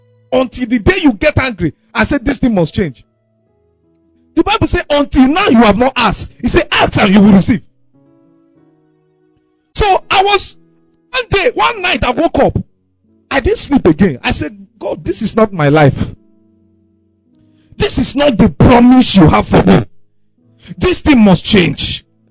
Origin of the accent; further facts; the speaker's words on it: Owerri, Imo, Nigeria; because I came from Owerri. Where I came from, life was quiet.